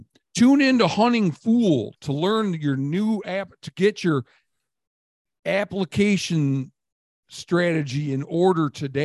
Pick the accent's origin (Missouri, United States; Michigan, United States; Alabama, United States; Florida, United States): Michigan, United States; Then I'd focus a bit on my home state of Michigan